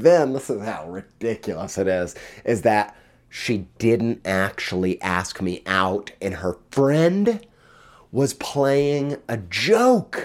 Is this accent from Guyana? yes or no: no; Indiana, United States; also born or lived in Jamestown, New York; When I was in sixth grade, we moved to Western New York from Indiana